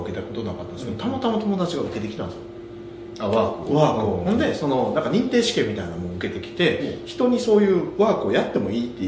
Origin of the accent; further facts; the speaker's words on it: Nara, Japan; 僕実家が奈良奈良